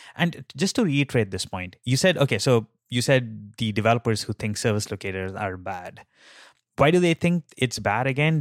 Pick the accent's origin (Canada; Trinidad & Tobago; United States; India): India; moved away; I grew up in India and, like, that's where, like, I learned, like, some of my early days in programming.